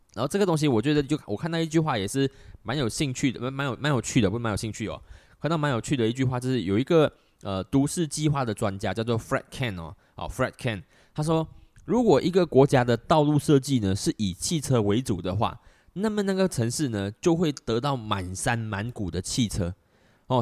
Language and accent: Chinese; Malaysia; 我们马来西亚人真的不常做